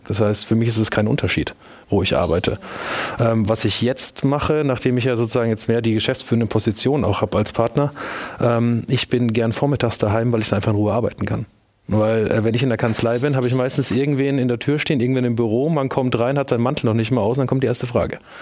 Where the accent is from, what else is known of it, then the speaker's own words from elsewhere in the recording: near Würzburg, Bavaria, Germany; moved away as an adult; also born or lived in Munich; Ich komme aus der Nähe von Würzburg und habe äh, dann nach dem Abitur meine Sachen gepackt, bin nach München